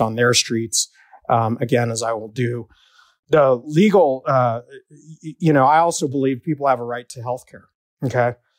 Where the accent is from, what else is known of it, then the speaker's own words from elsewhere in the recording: Denver, Colorado, United States; I was born and raised in West Denver by a single mom